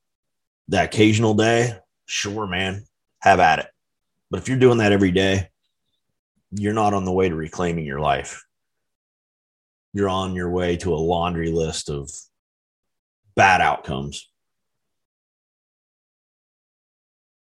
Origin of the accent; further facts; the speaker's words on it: United States; as an American citizen